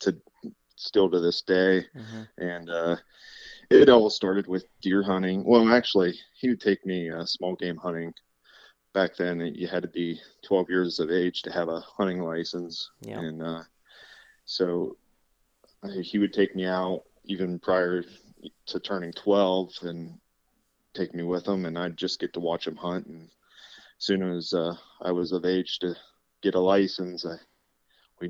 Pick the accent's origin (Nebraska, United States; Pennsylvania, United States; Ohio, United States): Pennsylvania, United States; Clearfield County; I grew up here in Clearfield County and still reside about 5 miles away from where I grew up.